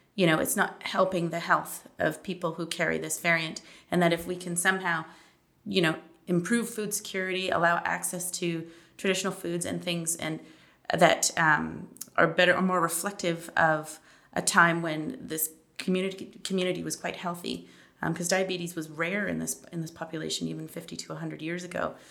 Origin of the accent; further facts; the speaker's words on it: Toronto, Ontario, Canada; moved away as an adult; now in Manitoba, Canada; I'm actually originally from Toronto.